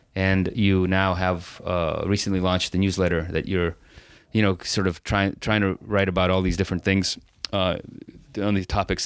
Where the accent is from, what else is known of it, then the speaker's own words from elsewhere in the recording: San Francisco, California, United States; I grew up in San Francisco